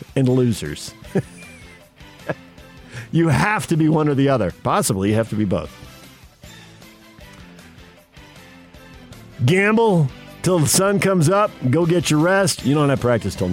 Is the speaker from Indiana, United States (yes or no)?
no; San Diego, California, United States; I'm a kid growing up in San Diego